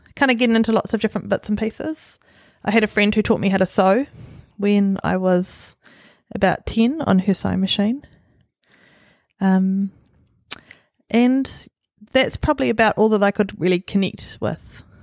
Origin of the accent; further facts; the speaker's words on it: Auckland, New Zealand; also born or lived in Gizo, Solomon Islands / Huapai; I grew up in Swanson. I was born in Solomon Islands in Gizo